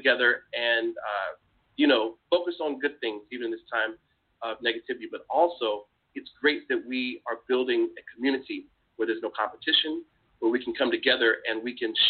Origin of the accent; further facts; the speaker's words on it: Augusta, Georgia, United States; moved away as an adult; also born or lived in Washington, D.C.; I grew up in Georgia, in Augusta